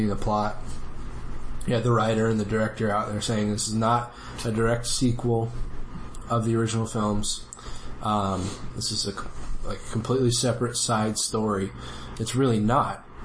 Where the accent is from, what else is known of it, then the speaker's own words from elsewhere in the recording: Los Angeles, California, United States; I grew up in L.A., and so I'm pretty familiar with a lot of, like, Mexican culture